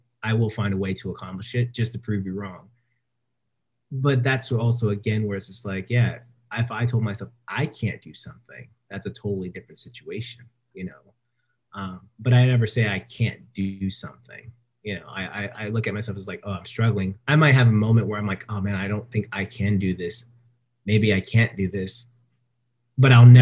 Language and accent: English; Stockton, California, United States; moved away as an adult; back home in Stockton, where I was, you know, my hometown